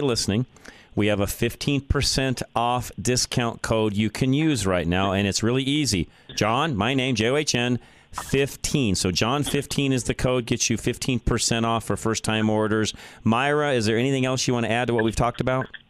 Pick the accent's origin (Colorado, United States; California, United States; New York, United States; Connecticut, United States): Colorado, United States; Boulder; moved away; It's where I was born. It's where I grew up. I still have uh, businesses there, property, and so on. I don't live there any longer, but I grew up in Boulder, Colorado